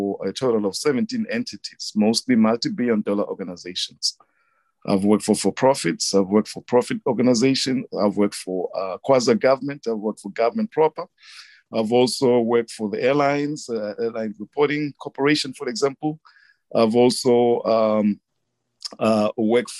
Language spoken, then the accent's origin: English; Manzini, Eswatini; moved away as an adult; also born or lived in Mbabane, Eswatini; now in United States; I was born there, grew up in Punya, and then we moved to Babane. And then from Babane, we moved back to Manzini